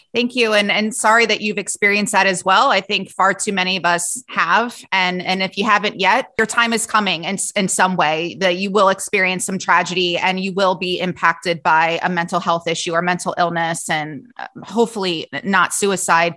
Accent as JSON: {"language": "English", "town": "Cincinnati", "region": "Ohio", "country": "United States", "tie": "born or raised there", "said": "I grew up in Cincinnati"}